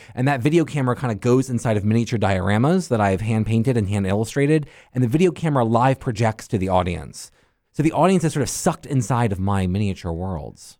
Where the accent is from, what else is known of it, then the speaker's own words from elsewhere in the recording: Tampa, Florida, United States; now in Pittsburgh, United States; I grew up in Tampa